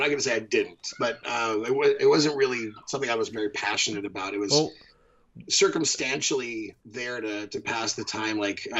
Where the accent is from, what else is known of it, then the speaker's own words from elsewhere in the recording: Bakersfield, California, United States; I grew up in Bakersfield, California.